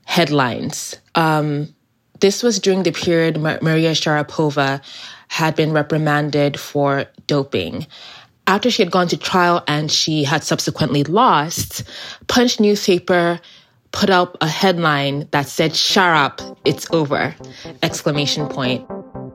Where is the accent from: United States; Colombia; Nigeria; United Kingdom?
Nigeria; I'm a Nigerian American. Large emphasis on the Nigerian part because I spent most of my childhood years, teen years, and adulthood years there.